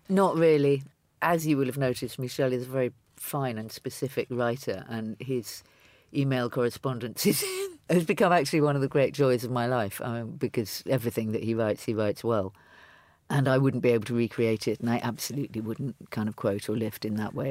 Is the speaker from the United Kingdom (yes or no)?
yes; London, United Kingdom; I'm a Londoner